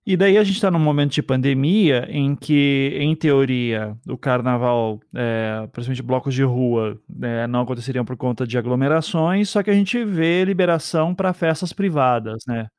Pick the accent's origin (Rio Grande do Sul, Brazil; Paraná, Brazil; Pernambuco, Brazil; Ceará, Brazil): Paraná, Brazil; Curitiba; eu sou de Curitiba